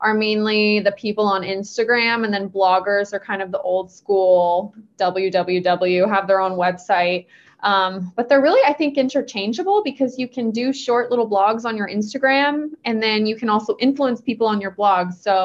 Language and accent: English; Bay Area, California, United States; also born or lived in Los Angeles, United States; I actually moved back home. I'm from the Bay Area